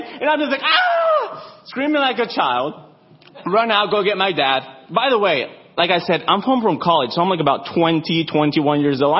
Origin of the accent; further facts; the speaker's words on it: Arizona, United States; I grew up in Arizona, so I'm a Zoni